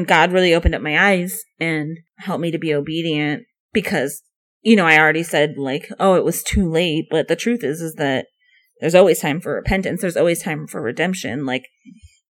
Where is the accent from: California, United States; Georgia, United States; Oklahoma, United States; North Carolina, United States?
California, United States; And I grew up in California, which is very liberal.